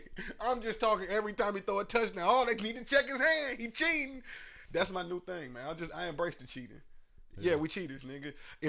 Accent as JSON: {"language": "English", "town": "Atlanta", "region": "Georgia", "country": "United States", "said": "I'm from Atlanta."}